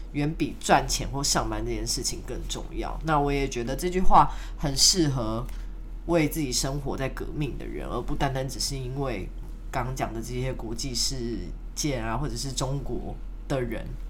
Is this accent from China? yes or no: no; Taiwan; 我之前去中国工作的时候，我们都会说我们是台湾人